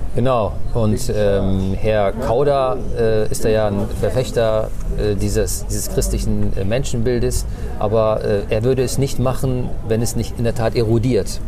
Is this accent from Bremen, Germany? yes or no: yes; Bremen, Germany; first language Turkish; German is a second language; also born or lived in North Rhine-Westphalia; ich bin, ich bin Bremer. Ne? Ich bin zwar in Nordrhein-Westfalen geboren, aber ich kann mich gar nicht an NRW erinnern. Ich bin zwei Jahren gekommen. Ich bin Bremer.